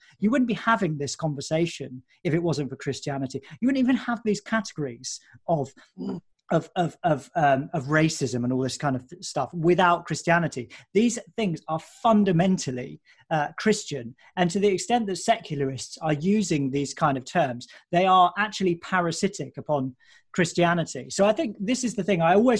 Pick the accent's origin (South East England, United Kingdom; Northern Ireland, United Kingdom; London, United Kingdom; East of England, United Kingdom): East of England, United Kingdom; near Colchester; moved away; I grew up near Colchester, and I used to go and watch Colchester United